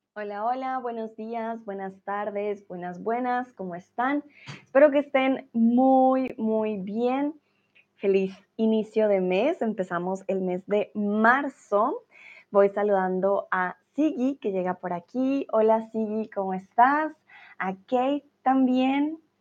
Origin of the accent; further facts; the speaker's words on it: Colombia; now in Germany; soy de Colombia, pero vivo en Alemania